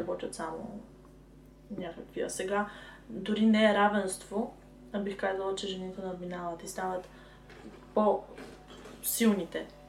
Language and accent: Bulgarian; Sliven, Sliven Province, Bulgaria; На 22 години съм от град Сливен.